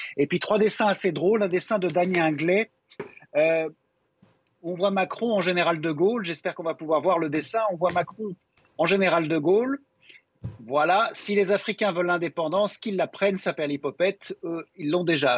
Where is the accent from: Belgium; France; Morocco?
Belgium; Chez nous, en Belgique